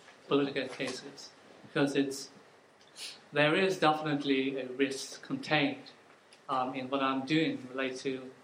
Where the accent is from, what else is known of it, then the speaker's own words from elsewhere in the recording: Yangon, Yangon Region, Myanmar; moved away as an adult; also born or lived in Myitkyina, Kachin State; now in Oxford, United Kingdom; I was raised in Yangon